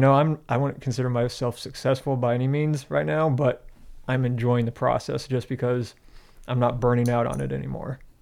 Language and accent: English; Michigan, United States; I'm from Michigan, so it's pop